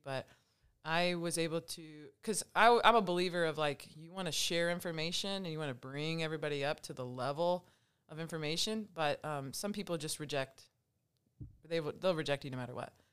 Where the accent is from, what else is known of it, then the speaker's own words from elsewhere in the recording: Angola, Indiana, United States; I grew up in Angola, Indiana